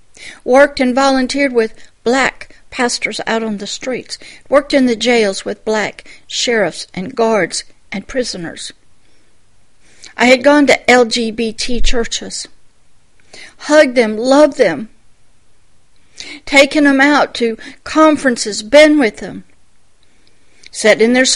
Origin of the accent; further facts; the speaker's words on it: Deep South, United States; I grew up in the Deep South. I grew up when George Wallace stood on the steps and wouldn't allow them into college. That was the neighborhood I grew up in.